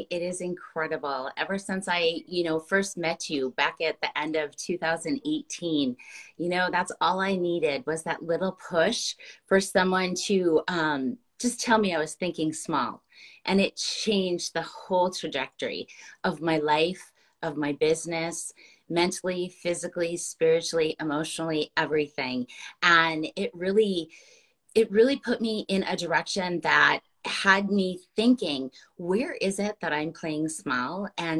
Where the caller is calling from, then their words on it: Minneapolis, Minnesota, United States; I'm joining you from Minneapolis, Minnesota.